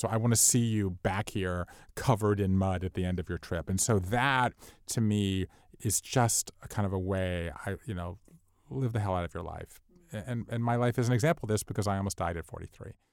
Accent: Savannah, Georgia, United States; We all went to my hometown, and Savannah, Georgia is sort of out of the way

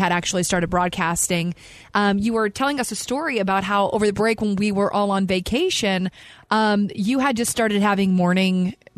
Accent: Alabama, United States; moved away; also born or lived in Parma, Ohio; I grew up being in Alabama, tornado land

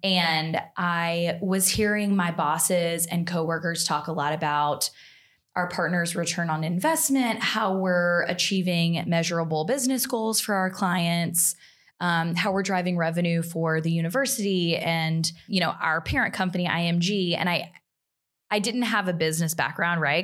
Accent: Montgomery, Alabama, United States; moved away; I'm from Alabama originally. I'm from Montgomery

